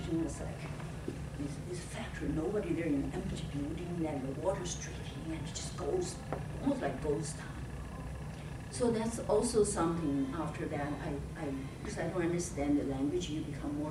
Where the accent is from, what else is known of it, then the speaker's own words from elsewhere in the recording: China; English is a second language; moved away as an adult; also born or lived in New York; my English poor, I'm from China.